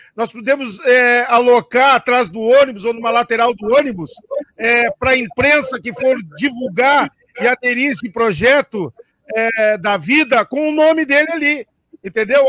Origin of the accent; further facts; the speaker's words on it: Flores da Cunha, Rio Grande do Sul, Brazil; eu sou de Flores da Cunha